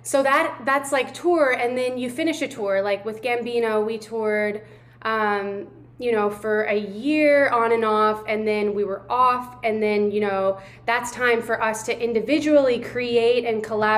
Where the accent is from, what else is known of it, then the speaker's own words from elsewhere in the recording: Louisville, Kentucky, United States; moved away; also born or lived in Miami / New York; I'm in Louisville, Kentucky, which is my hometown. It's where I was born and raised